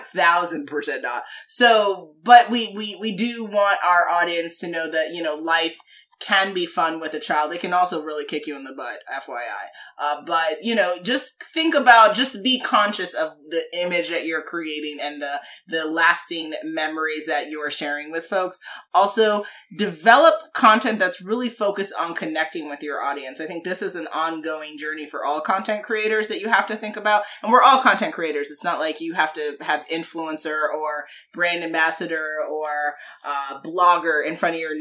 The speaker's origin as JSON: {"language": "English", "country": "Jamaica", "said": "I'm Jamaican"}